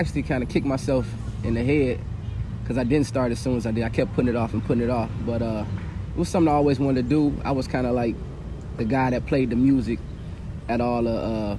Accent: Hammond, Indiana, United States; Me in my hometown, Hammond, Indiana. I've been living here over 40 years. It's where I was raised.

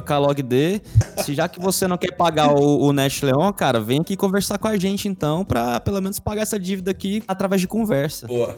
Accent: Goiânia, Goiás, Brazil; eu, cara, nasci lá

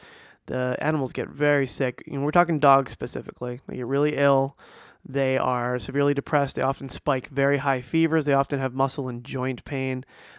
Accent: New Jersey, United States; I grew up in New Jersey, squirrels everywhere. Here in Florida, squirrels everywhere.

